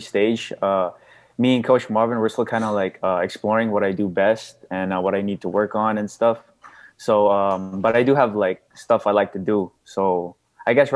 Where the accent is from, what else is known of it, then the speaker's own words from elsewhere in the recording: Visayas, Philippines; first language Cebuano (Bisaya); English is a second language; My first language was another dialect in the Philippines, which was Bisaya.